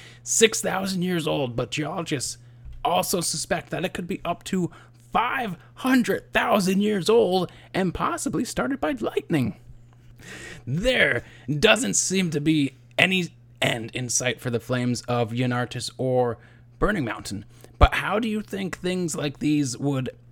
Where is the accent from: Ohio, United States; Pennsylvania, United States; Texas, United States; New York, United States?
Pennsylvania, United States; moved away; also born or lived in outside of Philadelphia; I was born in Pennsylvania, and I lived just over an hour away from Centralia